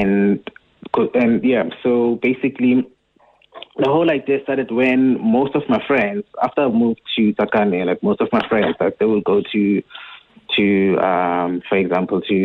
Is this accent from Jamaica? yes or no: no; Tsakane, Gauteng, South Africa; also born or lived in Wattville, Ekurhuleni / Johannesburg; I was born in Watville, which is like a small township in Ekurhuleni. And then my family moved to Tsakane